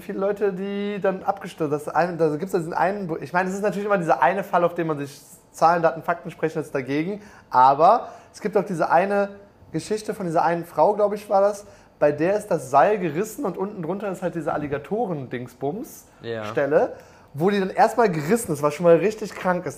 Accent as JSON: {"language": "German", "region": "North Rhine-Westphalia", "country": "Germany", "said": "wir kommen ja beide aus NRW"}